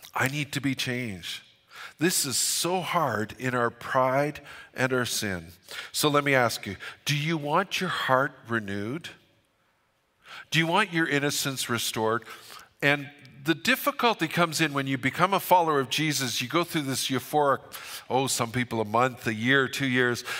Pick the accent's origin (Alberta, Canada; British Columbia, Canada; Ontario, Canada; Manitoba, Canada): British Columbia, Canada; Fort St. John; I'm from Fort Saint John